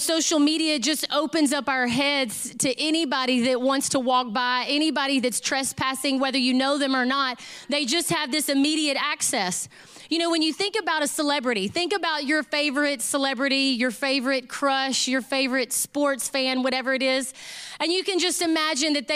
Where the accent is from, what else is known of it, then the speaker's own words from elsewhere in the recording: Southeast Texas, United States; I grew up in Southeast Texas